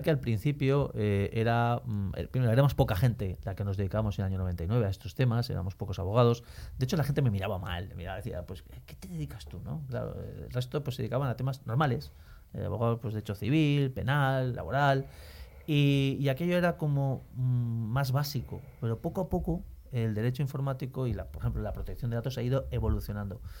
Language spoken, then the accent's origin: Spanish; Valencia, Valencian Community, Spain; Pues mira, eh, como soy de Valencia y como sabéis, en Valencia hay mucha afición a la música, toda mi familia somos músicos